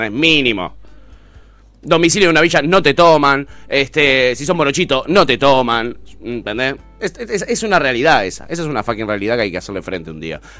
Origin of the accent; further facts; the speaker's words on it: Moreno, Buenos Aires Province, Argentina; Y yo los carteles que hay yo los veo en mi barrio, donde soy. Yo soy de Moreno y en Moreno no hay, no, no, no, encontramos trabajo.